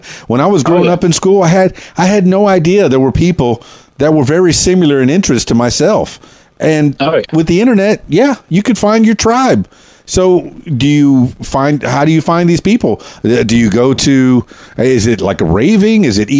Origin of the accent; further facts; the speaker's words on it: Florida, United States; now in Arkansas, United States; I'm from South Florida, the Florida Keys, which is where Keys Dan came from, and now I'm in Arkansas, Central Arkansas.